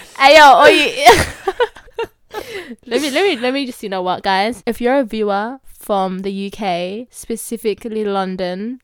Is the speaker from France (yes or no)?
no; Australia; accent: Australian